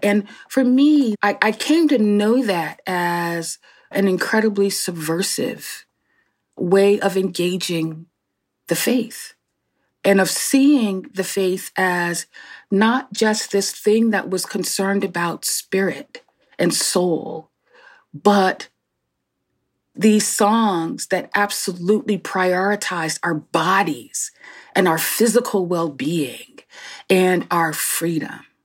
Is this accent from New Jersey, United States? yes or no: yes; Newark, New Jersey, United States; born and raised in Newark, New Jersey